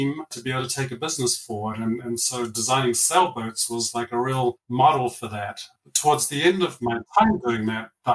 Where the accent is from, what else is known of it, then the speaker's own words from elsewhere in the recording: New Zealand; now in Colorado, United States; I'm from down south, grew up in New Zealand, had a wonderful childhood and upbringing there